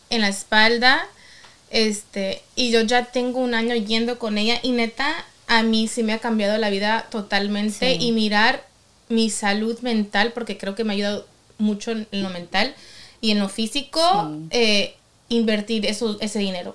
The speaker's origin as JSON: {"language": "Spanish", "country": "Mexico", "said": "soy mexicana"}